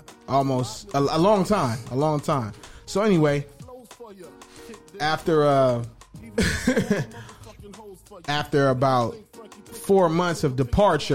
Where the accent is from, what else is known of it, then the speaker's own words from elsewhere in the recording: Inglewood, California, United States; I'm from Inglewood